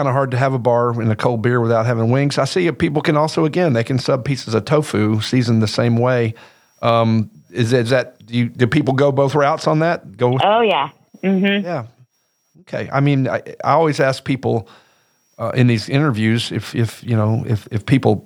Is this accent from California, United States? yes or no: no; Arkansas, United States; I'm from Arkansas